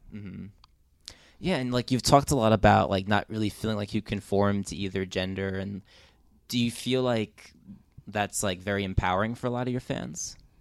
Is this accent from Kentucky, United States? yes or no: no; New Jersey, United States; I'm from New Jersey